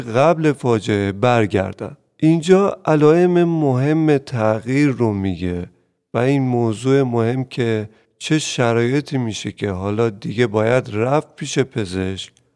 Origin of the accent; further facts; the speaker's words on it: Iran; حتی خود من در جنگ به دنیا اومدم